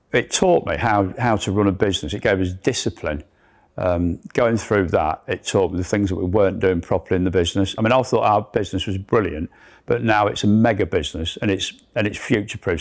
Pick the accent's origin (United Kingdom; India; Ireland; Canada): United Kingdom; Leicester, East Midlands; I'm a lad from Leicester.